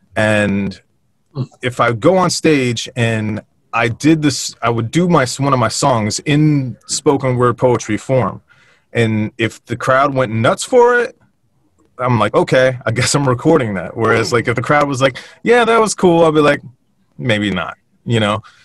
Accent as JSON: {"language": "English", "town": "Westfield", "country": "United States", "tie": "born or raised there", "also_born_or_lived": "California", "moved": "as an adult", "said": "we were raised up in Westfield"}